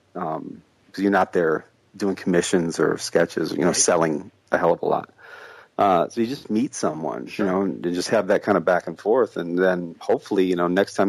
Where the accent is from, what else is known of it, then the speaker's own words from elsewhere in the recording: Midwest, United States; I grew up in the Midwest in a town that got decimated by, you know, everything.